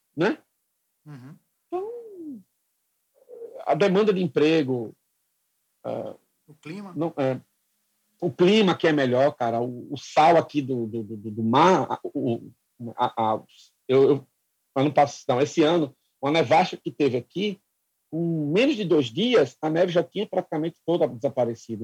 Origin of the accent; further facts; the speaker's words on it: Brazil; moved away as an adult; also born or lived in Quebec; now in Nova Scotia, Canada; a gente como brasileiro